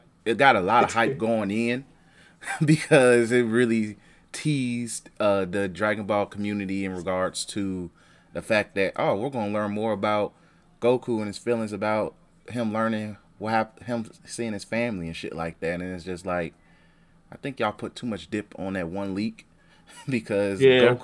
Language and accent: English; Chicago, Illinois, United States; we're from Chicago